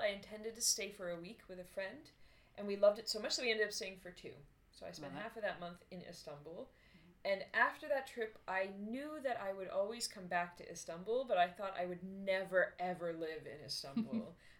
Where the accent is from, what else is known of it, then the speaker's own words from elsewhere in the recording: Boston, Massachusetts, United States; I'm from Boston, which maybe you can't pick up from my accent because I do not have a Boston accent.